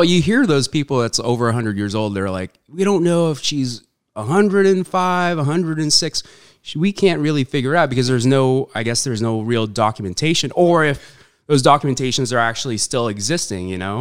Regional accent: Huntington Beach, California, United States; born or raised there; also born or lived in Saudi Arabia / Philippines

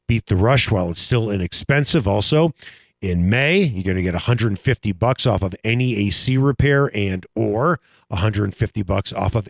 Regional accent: Chicago, Illinois, United States; now in Denver, United States; I'm from Chicago

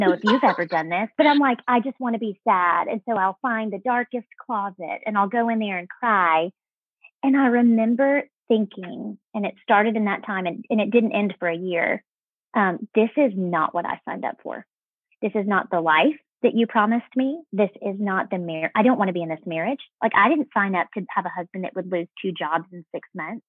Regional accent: Texas, United States; moved away as an adult; I grew up in Texas

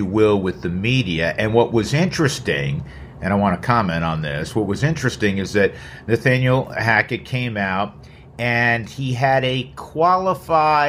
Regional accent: New York, United States; I'm a New Yorker

